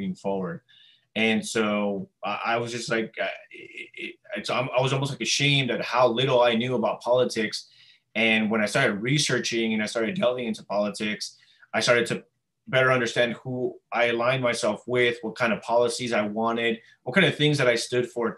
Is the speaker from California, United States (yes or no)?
yes; Los Angeles, California, United States; I was born and raised in Los Angeles, California.